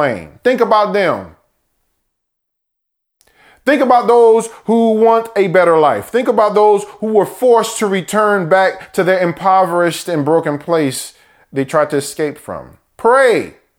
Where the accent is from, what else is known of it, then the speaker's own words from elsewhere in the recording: United States; born in America, first American born in our family